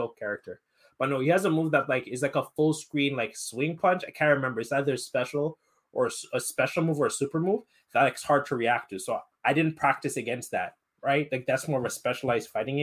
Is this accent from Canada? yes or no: yes; Montreal, Quebec, Canada; I'm half Nigerian, so we always had like Nigerian parties and events in Montreal